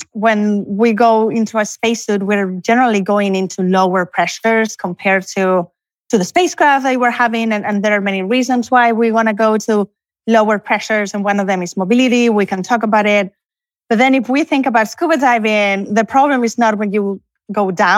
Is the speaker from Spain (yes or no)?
yes; Canary Islands, Spain; also born or lived in Barcelona; now in College Station, United States; I'm originally from Spain, although I was born in Canary Islands, but I'm now in Barcelona